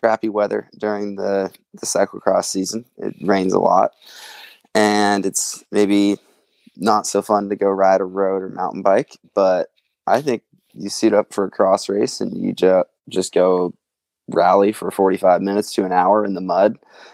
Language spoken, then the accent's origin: English; Maple Valley, Washington, United States; I grew up in Maple Valley, Washington. It's southeast of Seattle